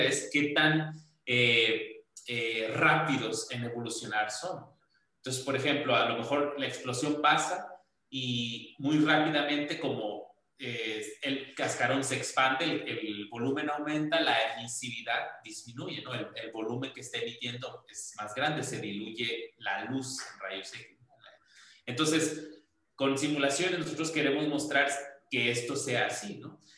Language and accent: Spanish; Culiacán, Sinaloa, Mexico; now in Morelia, Mexico; yo soy de Culiacán